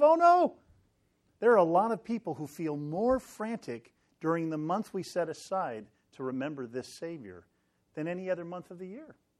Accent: Sacramento, California, United States; moved away; I grew up in Sacramento

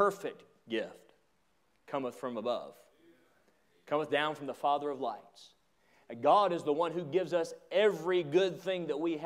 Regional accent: Atlanta, Georgia, United States; I grew up in the Atlanta area, and I lived in a trailer park

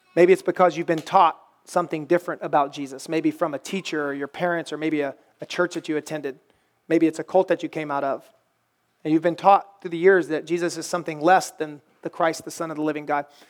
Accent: the Bible Belt, United States; I grew up in the Bible Belt

